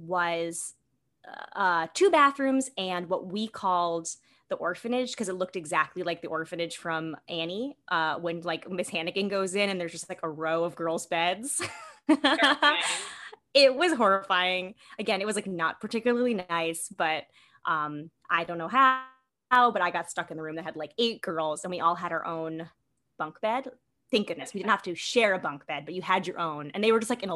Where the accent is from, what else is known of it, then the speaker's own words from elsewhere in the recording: New York City, New York, United States; I grew up in New York City. I'm born and bred New York City.